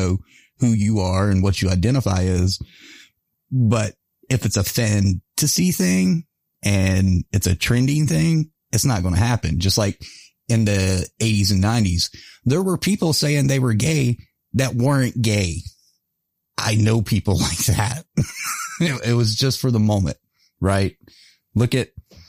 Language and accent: English; the Bible Belt, United States; I grew up in the Bible Belt